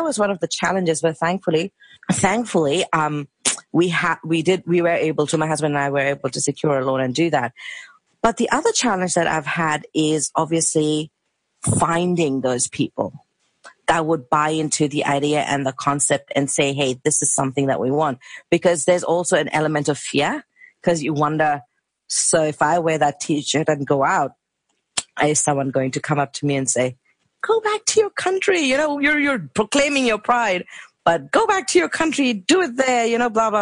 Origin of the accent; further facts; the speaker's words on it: India; moved away as an adult; now in Australia; we are from India and people call us brown or curry